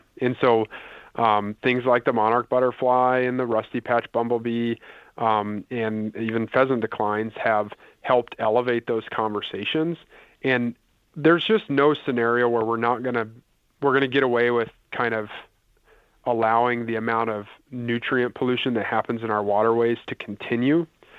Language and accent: English; Indiana, United States; now in Iowa; I mentioned I grew up in Indiana.